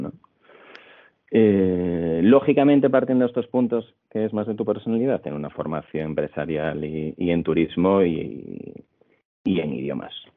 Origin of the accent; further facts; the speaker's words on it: Santiago de Compostela, Galicia, Spain; moved away as an adult; also born or lived in England; now in Madrid, Spain; soy gallego de Santiago de Compostela